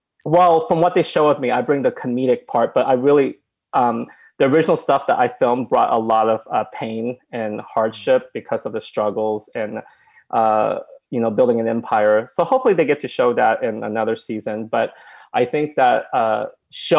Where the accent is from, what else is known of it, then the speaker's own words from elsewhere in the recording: Oklahoma, United States; I came from Oklahoma and my parents... own a restaurant